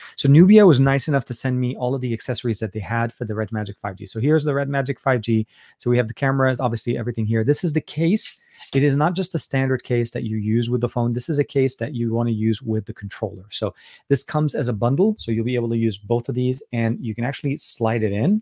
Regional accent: Beirut, Beirut Governorate, Lebanon; now in United States; I'm, was born in Lebanon, born and raised in Beirut, Lebanon

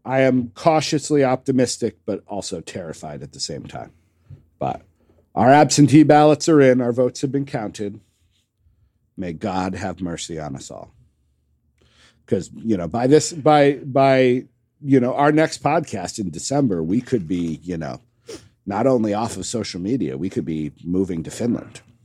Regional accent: United States; as an American

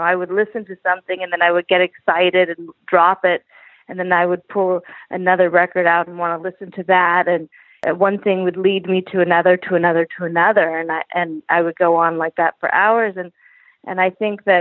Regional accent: Los Angeles, California, United States; I grew up in Los Angeles, surrounded by a lot of other entertainers

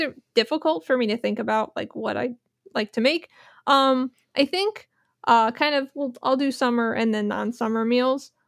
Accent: New Jersey, United States; now in Philadelphia, United States; I'm from New Jersey

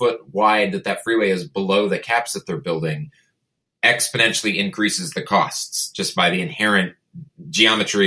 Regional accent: Portland, Oregon, United States; I grew up in Portland and went to college, came back

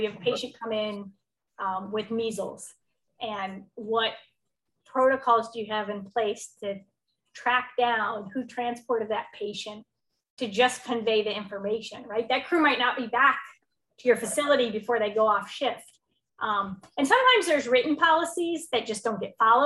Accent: Midwest, United States; moved away; also born or lived in Michigan / Chicago, Illinois; I grew up in Michigan and Chicago

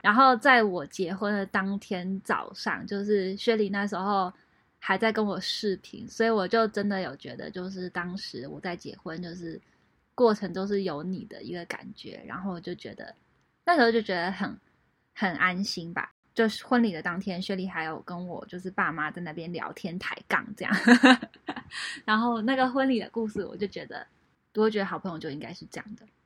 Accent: Taiwan; moved away; 我在台湾是一个蛮 social 的人，但是我在国外，因为就是不是我土生土长的一个环境

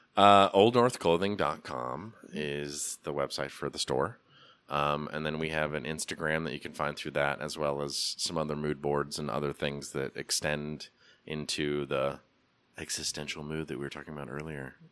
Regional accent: Portland, Oregon, United States; now in Asheville, United States; growing up in Portland in the eighties and nineties

